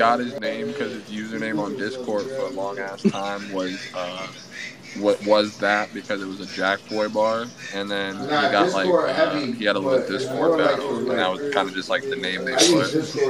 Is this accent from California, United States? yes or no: yes; Compton, California, United States; Nah, I'm from Compton.